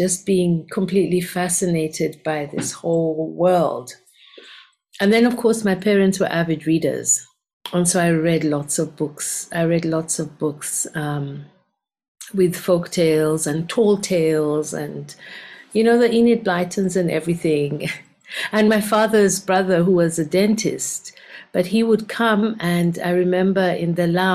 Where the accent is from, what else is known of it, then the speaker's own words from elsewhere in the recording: Kampala, Central Region, Uganda; now in Cape Town, South Africa; So my original home is Uganda. I was born in Kampala in Uganda